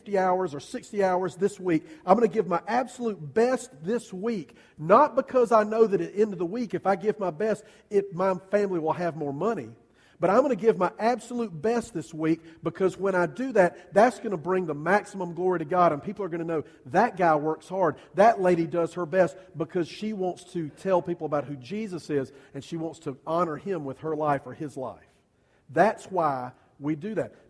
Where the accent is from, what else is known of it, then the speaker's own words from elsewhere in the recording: United States; I'm an American.